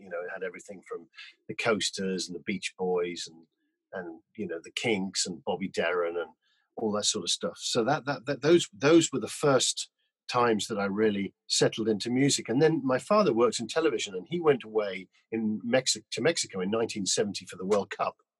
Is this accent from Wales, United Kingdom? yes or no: no; Newcastle upon Tyne, North East England, United Kingdom; also born or lived in Whitley Bay; I grew up in Newcastle and um, I went to school in a little um, school in Whitley Bay